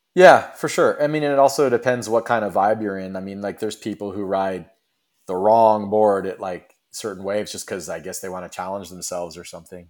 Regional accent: west coast of Florida, United States; also born or lived in Cocoa Beach, Florida; Originally I was born and raised in Florida on the west coast of Florida

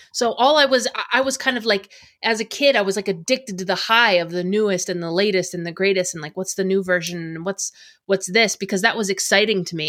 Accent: United States; I grew up in America.

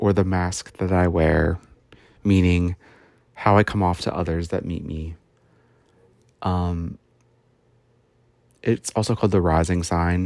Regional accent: United States; I was born in the West, like if you look at the world, in the United States

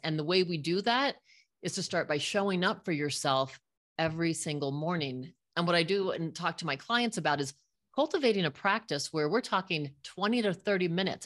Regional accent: Fort Collins, Colorado, United States; I grew up in Fort Collins, Colorado with my little friends

